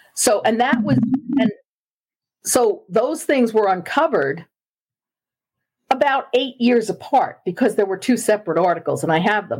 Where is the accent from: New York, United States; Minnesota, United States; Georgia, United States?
New York, United States; New York City; I am a native New Yorker and I am from Long Island. And I grew up in Queens, New York, which is part of Long Island